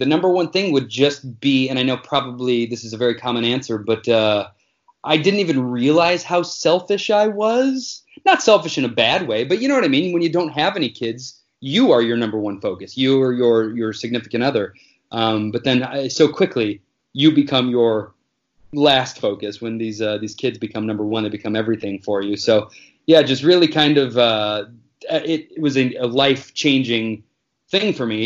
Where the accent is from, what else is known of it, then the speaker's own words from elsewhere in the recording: Northwest Indiana, United States; moved away as an adult; also born or lived in New York; now in Los Angeles, United States; I am from Indiana, just right outside of Chicago, like Northwest Indiana, real close to Illinois there.